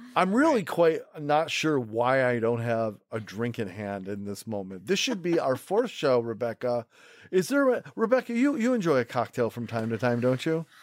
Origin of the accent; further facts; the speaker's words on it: Rochester, New York, United States; also born or lived in Manhattan, New York; now in New York City, United States; I grew up in Rochester, New York.